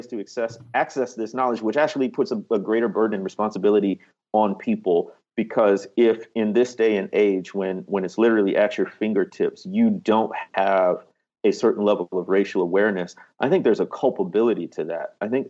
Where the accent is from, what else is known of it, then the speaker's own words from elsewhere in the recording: Midwest, United States; Like I said, as a kid growing up in the Midwest and a Black guy, we were aware of race